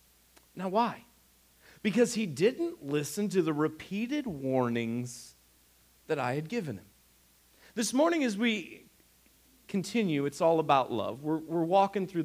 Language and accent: English; Northeast Ohio, United States; we're also from Northeast Ohio